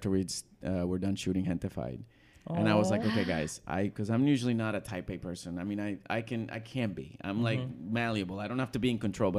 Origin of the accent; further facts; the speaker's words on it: Puerto Rico; I grew up in Puerto Rico